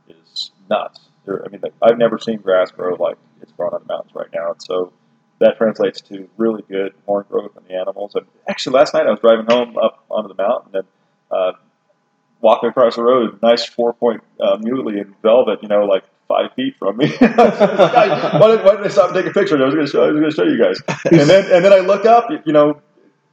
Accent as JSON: {"language": "English", "region": "central Idaho mountains", "country": "United States", "tie": "born or raised there", "also_born_or_lived": "Colorado", "said": "as a little kid, I grew up in Colorado, but then I grew up in the central Idaho mountains, you know, from teenage years on, and this is home for sure"}